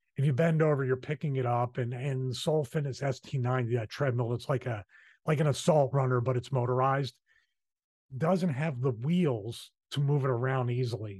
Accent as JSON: {"language": "English", "town": "Philadelphia", "region": "Pennsylvania", "country": "United States", "accent": "Philly", "said": "that's my Philly accent"}